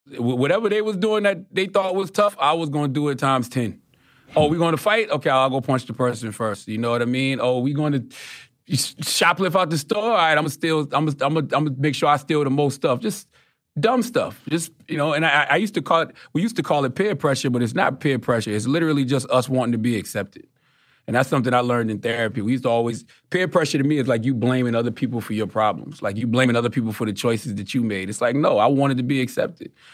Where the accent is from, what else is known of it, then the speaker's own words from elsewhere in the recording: Moncks Corner, South Carolina, United States; I'm from Moss Corner, South Carolina